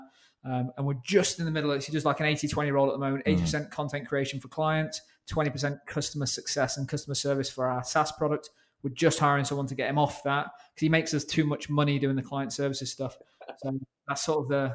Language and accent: English; Ashby-de-la-Zouch, East Midlands, United Kingdom; Swadlincote and Ashby, about 45 minutes north of Birmingham in the UK